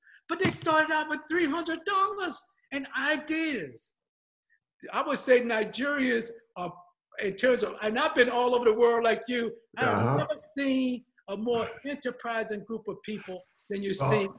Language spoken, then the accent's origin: English; Georgia, United States; moved away; also born or lived in New York City; And I grew up in Georgia, and I was dirt poor. And I went to church, St. James Baptist Church